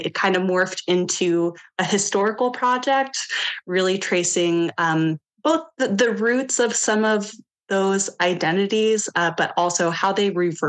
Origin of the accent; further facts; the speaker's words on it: Homer, Alaska, United States; my upbringing in Homer